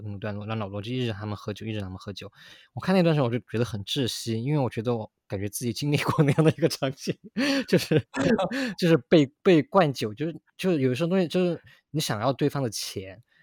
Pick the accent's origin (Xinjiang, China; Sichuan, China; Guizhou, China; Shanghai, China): Sichuan, China; 我是在四川长大的